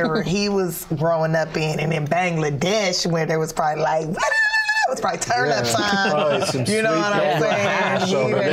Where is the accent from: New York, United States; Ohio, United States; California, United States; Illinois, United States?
California, United States; Los Angeles; I'm from South Central Los Angeles